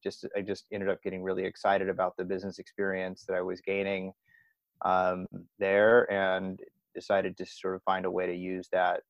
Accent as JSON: {"language": "English", "town": "San Diego", "region": "California", "country": "United States", "moved": "yes", "lives_now": "Amsterdam, Netherlands", "said": "I'm from San Diego, California"}